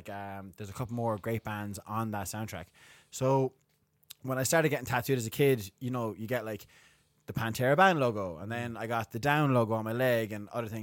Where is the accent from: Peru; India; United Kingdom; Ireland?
Ireland; Limerick, Munster; now in Dublin, Ireland; I grew up in Limerick, but I grew up in my early part of life, I didn't live in the city or the suburbs. I lived in the country.